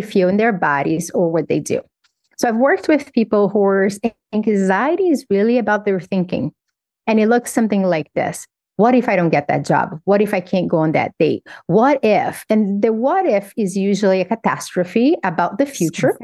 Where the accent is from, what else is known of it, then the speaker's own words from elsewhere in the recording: Governador Valadares, Minas Gerais, Brazil; moved away as an adult; also born or lived in Belo Horizonte; When I was 15, I moved from Governador Valadares to Belo Horizonte.